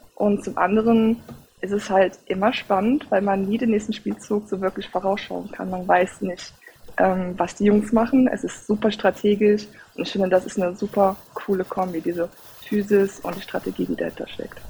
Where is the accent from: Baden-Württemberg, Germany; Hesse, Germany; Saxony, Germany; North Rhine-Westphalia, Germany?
North Rhine-Westphalia, Germany; Cologne; Ich komme aus Köln